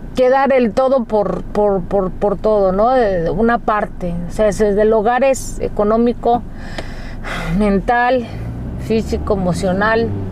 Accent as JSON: {"language": "Spanish", "country": "Mexico", "moved": "yes", "lives_now": "United States", "said": "cuando llegué aquí a Estados Unidos yo me sorprendí por muchas cosas porque nuestra cultura como mexicanos este, es muy distinta"}